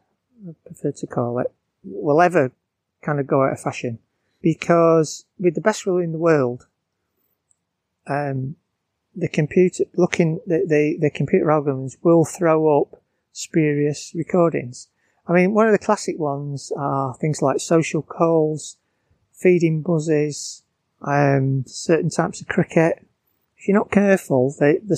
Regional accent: Bolton, North West England, United Kingdom; now in Surrey, United Kingdom; I'm from Bolton

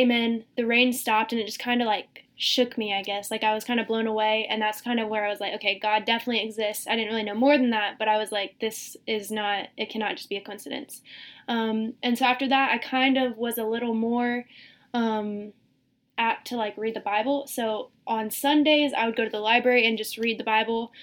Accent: Greenville, South Carolina, United States; now in Rock Hill, United States; I'm originally from Greenville, South Carolina. Lived there my entire life. I came to Rock Hill for school.

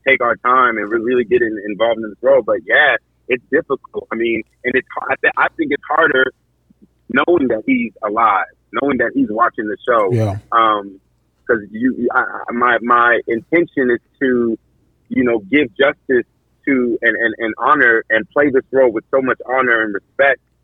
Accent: Akwa Ibom, Nigeria; I am Nigerian, from Akwa Ibom State, Nigeria

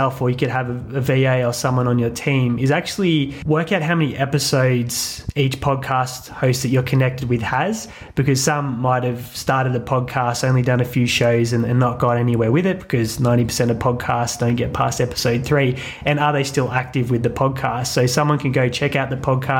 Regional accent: Australia; we're Australian

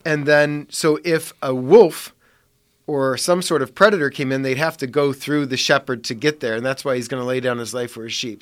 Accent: Parma, Ohio, United States; I grew up in Parma

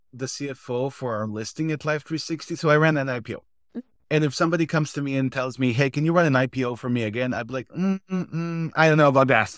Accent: Israel; moved away as an adult; now in United States; I'm originally from Israel, moved to the States 14 years ago.

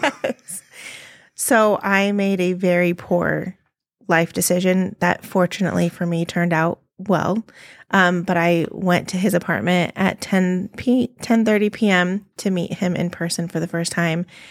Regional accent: California, United States; moved away as an adult; now in Colorado, United States; we're from California

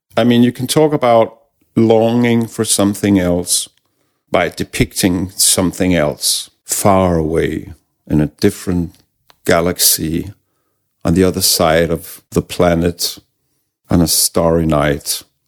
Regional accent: Denmark; English is a second language; also born or lived in Copenhagen; we have a word in Danish

